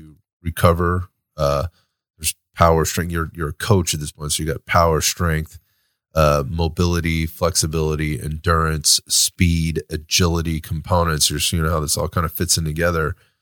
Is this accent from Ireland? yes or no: no; United States; as an American citizen, right, and as an American